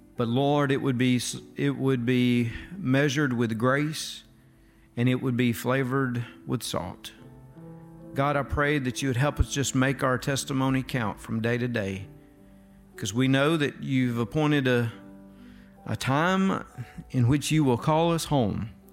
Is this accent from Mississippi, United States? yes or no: yes; North Mississippi, United States; I was from North Mississippi.